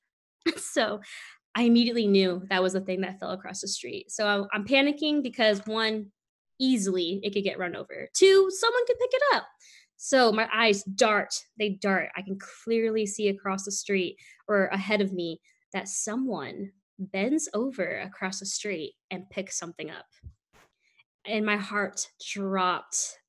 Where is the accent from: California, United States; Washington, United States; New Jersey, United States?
California, United States; San Francisco; moved away; freezing cold to me is definitely less than 60 degrees and doesn't get that cold eh, where we're from in San Francisco